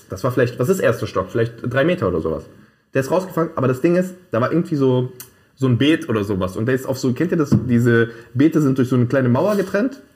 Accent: Naples, Campania, Italy; In Italien, bei uns in Neapel.

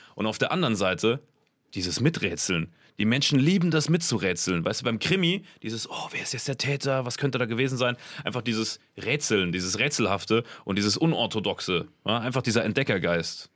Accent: Germany; ich bin aus Deutschland

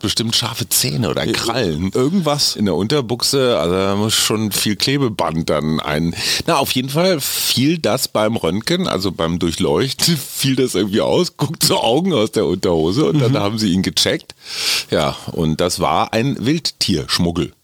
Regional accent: Münster, North Rhine-Westphalia, Germany; in meiner Heimatstadt Münster

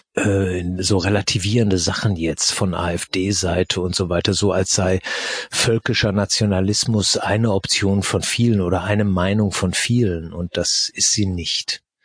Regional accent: Germany; aus Deutschland

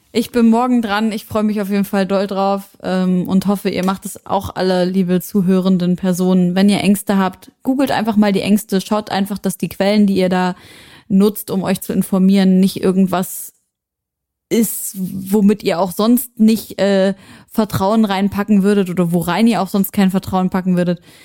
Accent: Syria; moved away; aus meiner Heimat Syrien

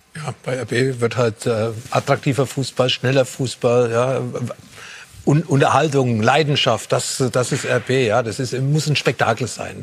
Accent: Nuremberg/Fürth area, Bavaria, Germany; moved away; in meiner alten Heimat

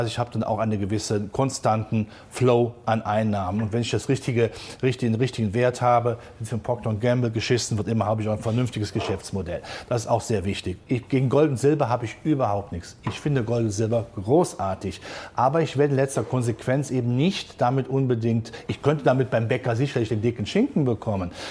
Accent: Rhineland, Germany; Der gesunde Menschenverstand zeigt mir als Rheinländer zum Schluss, ist immer noch gut gegangen.

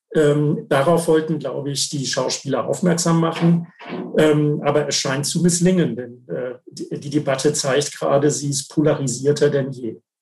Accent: Germany; bei uns in Deutschland

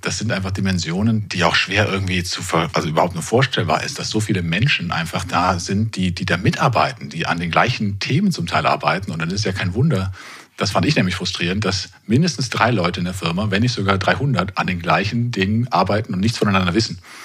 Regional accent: Kerpen, North Rhine-Westphalia, Germany; moved away as an adult; also born or lived in Karlsruhe; zurück in meine Heimat Ort nach Kerpen

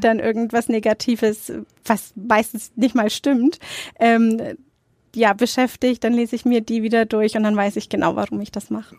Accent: Nuremberg, Bavaria, Germany; ich bin in Nürnberg-Nord aufgewachsen

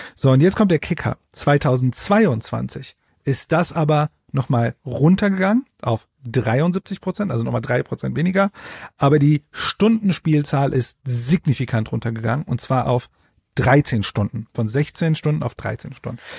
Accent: Ruhr area, North Rhine-Westphalia, Germany; Das ist erstmal Ruhrpott-Stolz. Ich komme ja auch aus dem Pott

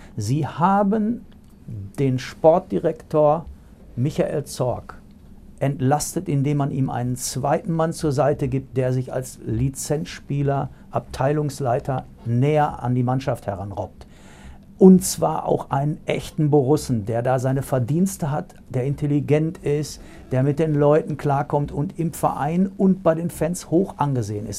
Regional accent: Ruhr area, North Rhine-Westphalia, Germany; Ich bin Ruhrpott-Junge

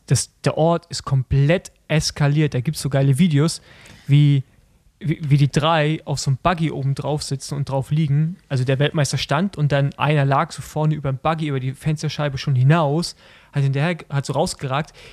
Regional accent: Germany; wir sind ja Deutsche und wir sprechen ja, wie wir es lesen

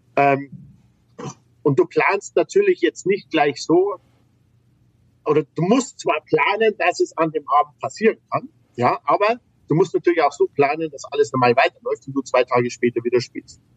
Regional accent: Bavaria, Germany; bei uns in Bayern

